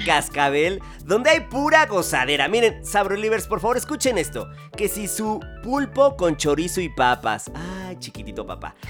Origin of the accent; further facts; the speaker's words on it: Mexico; como mexicanas y mexicanos tengamos una larga y abundante herencia culinaria